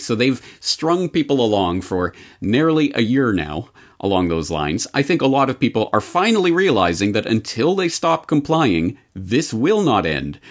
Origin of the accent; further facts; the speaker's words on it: Canada; now in Japan; a Canadian living in Japan. When will I ever see my family in Canada again